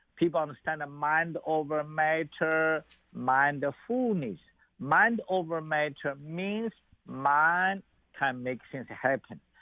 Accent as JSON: {"language": "English", "town": "Xi'an", "region": "Shaanxi", "country": "China", "tie": "born or raised there", "moved": "yes", "said": "I was born in China"}